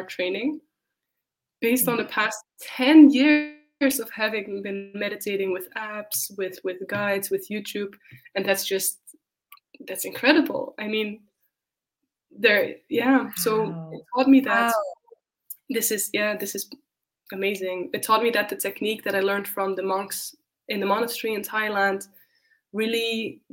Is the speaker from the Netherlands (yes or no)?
yes; Netherlands; moved away as an adult; also born or lived in Spain; now in Berlin, Germany; I'm from the Netherlands. I have left home about 8 years ago